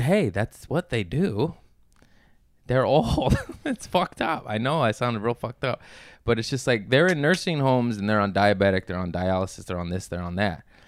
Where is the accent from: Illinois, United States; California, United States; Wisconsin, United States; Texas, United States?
California, United States; Torrance; also born or lived in Lomita; from, uh, Torrance and Lomita, a nice little tweaker town near Harbor City